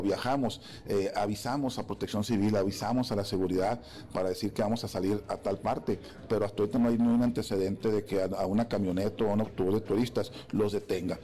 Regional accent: Sonora, Mexico; en el caso de Sonora, de donde yo vengo.

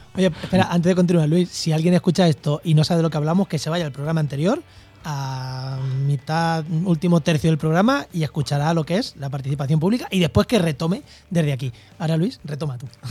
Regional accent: Munera, Castilla-La Mancha, Spain; en mi pueblo, en Munera, en Albacete, mm. eh, desde que yo me acuerdo, tenemos aerogeneradores

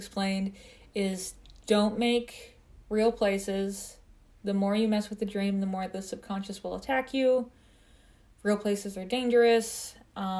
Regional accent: Midwest, United States; accent: Midwestern; I think it's just my Midwestern accent.

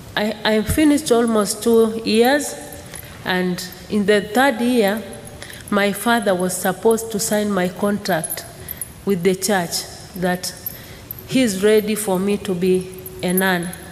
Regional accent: Maasai community, Arusha, Tanzania; I was born in Maasai community.

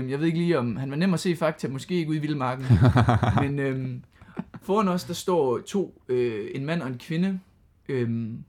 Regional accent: Aarhus, Central Denmark Region, Denmark; når vi kommer her fra Aarhus

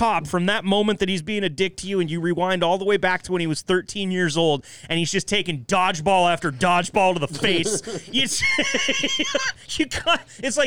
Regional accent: Enterprise, Oregon, United States; Enterprise, my hometown, little podunk, Northeast Oregon ass town

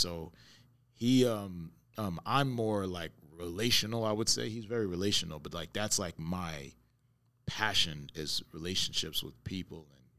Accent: Brooklyn, New York, United States; I'm coming from Brooklyn, so, you know, I know Brownsville. I know, you know what I mean? Know certain places all over New York

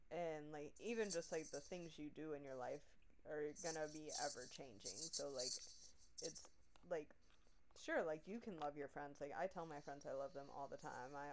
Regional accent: the South, United States; I am from the South.

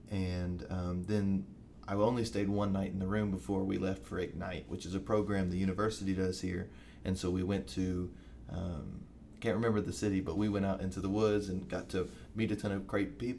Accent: Bowling Green, Kentucky, United States; moved away as an adult; now in Knoxville, United States; I am from Bowling Green, Kentucky

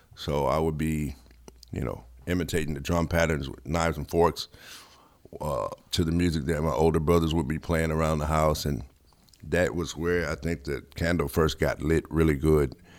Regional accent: Memphis, Tennessee, United States; I grew up in Memphis

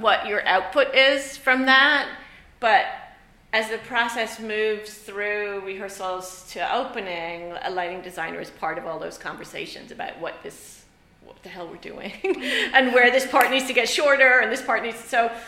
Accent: Ireland; moved away; I grew up in Ireland

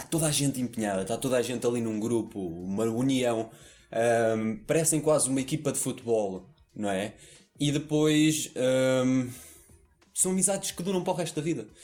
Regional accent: Portugal; como somos portugueses

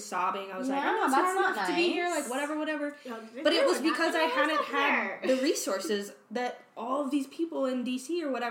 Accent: small town outside Richmond, Virginia, United States; moved away as an adult; now in Arizona, United States; I'm from Virginia. Like, a small town. Richmond.

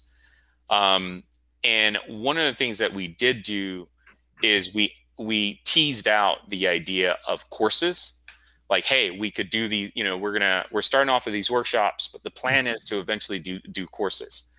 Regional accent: Florida, United States; moved away; I'm from Florida

